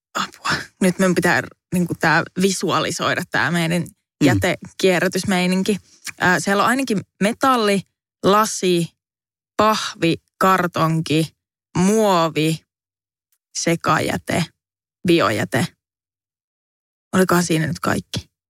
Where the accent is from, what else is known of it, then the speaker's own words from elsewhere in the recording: Savonlinna, South Savo, Finland; now in Helsinki, Finland; Savonlinnassa, josta siis olen kotoisin